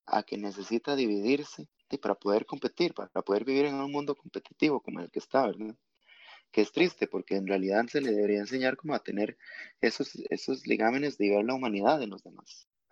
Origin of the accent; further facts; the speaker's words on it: Costa Rica; nosotros siendo todos costarricenses